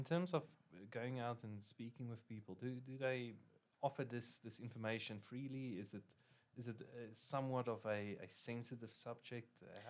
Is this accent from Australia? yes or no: no; South Africa; We as South Africans